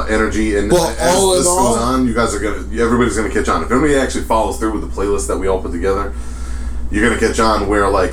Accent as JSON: {"language": "English", "region": "East Coast", "country": "United States", "tie": "born or raised there", "said": "I grew up in the East Coast hardcore scene."}